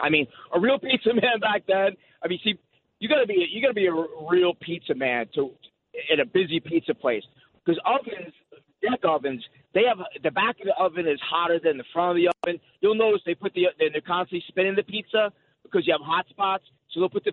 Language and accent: English; New Jersey, United States; I grew up in Jersey